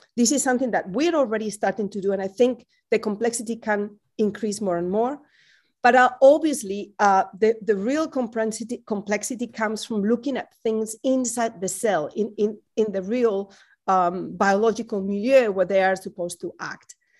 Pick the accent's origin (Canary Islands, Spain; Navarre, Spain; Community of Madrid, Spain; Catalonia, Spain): Community of Madrid, Spain; twenty miles north of Madrid; now in Berkeley, United States; being back in my hometown, which is twenty miles north of Madrid